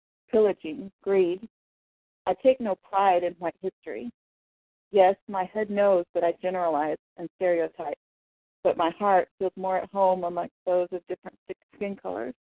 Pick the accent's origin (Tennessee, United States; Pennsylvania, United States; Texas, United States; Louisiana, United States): Texas, United States; Fort Worth; I'm from Fort Worth, Texas